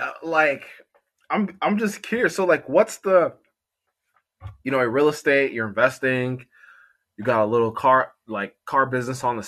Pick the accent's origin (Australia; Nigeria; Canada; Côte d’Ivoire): Côte d’Ivoire; moved away; I was born in the Ivory Coast of Cote d'Ivoire.